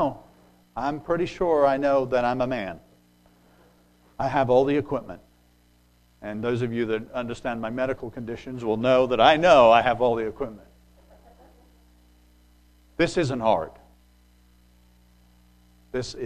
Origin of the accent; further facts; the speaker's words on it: England, United Kingdom; moved away; When I grew up in England